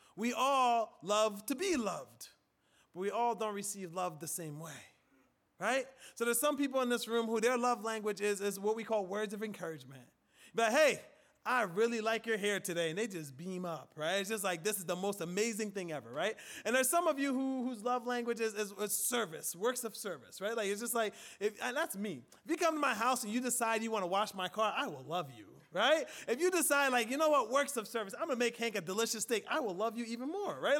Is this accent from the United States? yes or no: no; Liberia; moved away; In Africa, where I'm from, in West Africa, primarily Liberia, right, my country